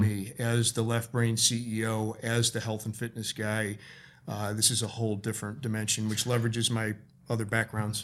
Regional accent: Chicago, Illinois, United States; moved away as an adult; also born or lived in California; I moved to California from Chicago, my hometown.

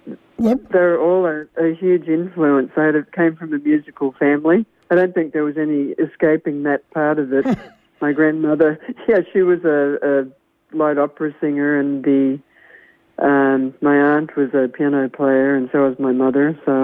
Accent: Temecula, California, United States; I'm from the Temecula wine country area.

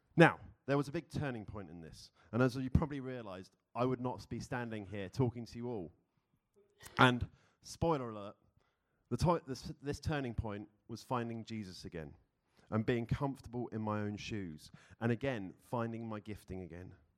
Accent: London, United Kingdom; moved away as an adult; now in Philadelphia, United States; I was born and raised in London, UK.

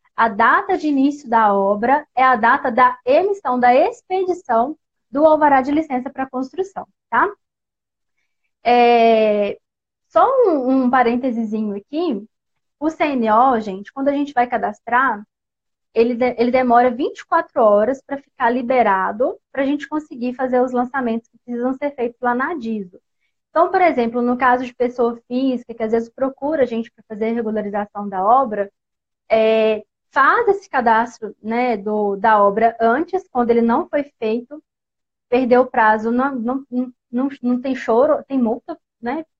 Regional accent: Barão de Cocais, Minas Gerais, Brazil; sou da Terrinha do Pão de Queijo, sou mineira aqui de Barão de Cocais

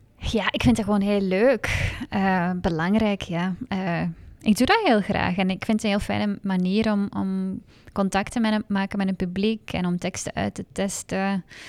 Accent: Hasselt, Flanders, Belgium; moved away as an adult; now in Antwerp, Belgium; ik ben eigenlijk opgegroeid in Hasselt.

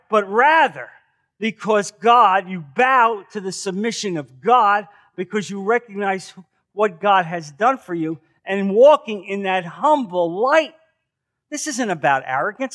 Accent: New Jersey, United States; moved away as an adult; now in Naples, United States; I'm from New Jersey

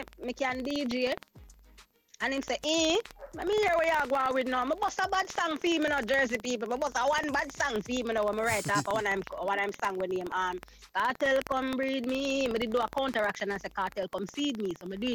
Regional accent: Spanish Town, Saint Catherine, Jamaica; I was born and raised in Spanish Town, in St. Catherine, that's in Jamaica

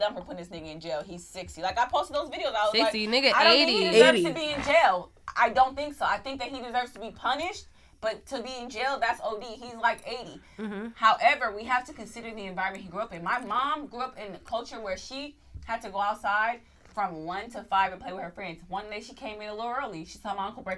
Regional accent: Oakland, California, United States; I'm from East Oakland

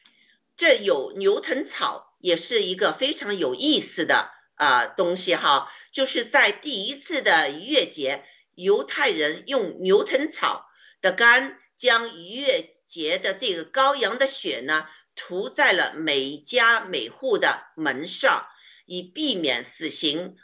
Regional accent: China; 我们中国人一定会被呃种族歧视的

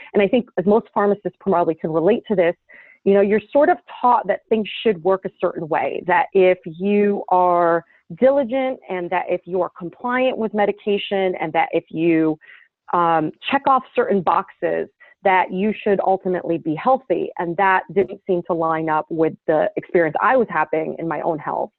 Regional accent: Damascus, Damascus Governorate, Syria; also born or lived in New Jersey, United States; now in New York City, United States; I grew up in Damascus, Syria. From my early childhood, and then moved to New Jersey

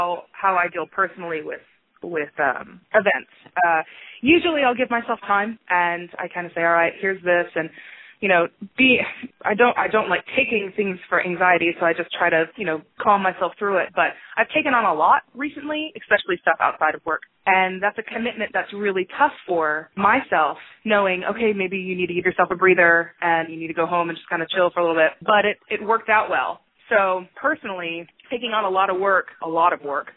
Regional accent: Cypress, Texas, United States; now in Dallas, United States; I grew up in North Houston, Cypress, and it was a lot of fun

